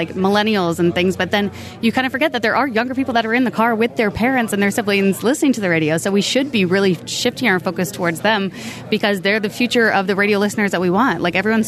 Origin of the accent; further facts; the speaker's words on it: Canada; we all love being Canadian